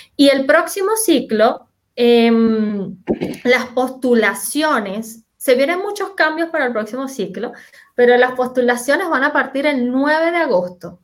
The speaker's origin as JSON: {"language": "Spanish", "country": "Venezuela", "moved": "as an adult", "lives_now": "Chile", "said": "soy venezolana, como mencionaba Jesús, pero hace seis años me, que vivo en Chile"}